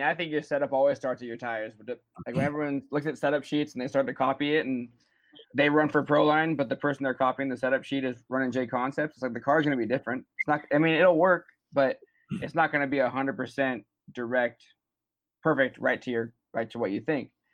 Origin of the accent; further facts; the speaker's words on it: Huntington Beach, California, United States; Huntington Beach, California